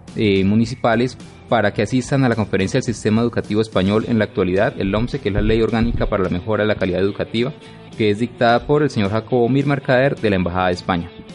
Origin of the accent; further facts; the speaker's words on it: Colombia; nosotros mismos como colombianos